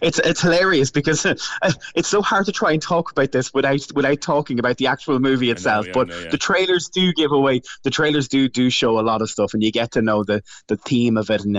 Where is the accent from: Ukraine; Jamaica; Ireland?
Ireland; I'm from Ireland.